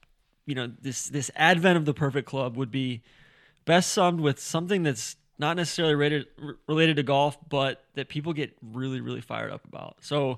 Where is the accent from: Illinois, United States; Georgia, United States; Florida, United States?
Georgia, United States; Atlanta; Neil and I grew up in Atlanta. We had no choice but to be big Delta people.